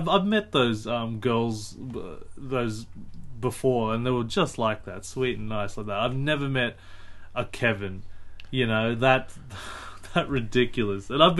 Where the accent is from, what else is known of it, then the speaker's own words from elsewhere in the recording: Australia; as an Australian